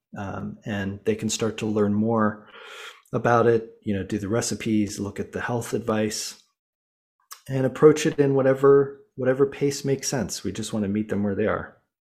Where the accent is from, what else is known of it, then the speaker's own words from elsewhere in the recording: Boulder, Colorado, United States; I grew up in Boulder, Colorado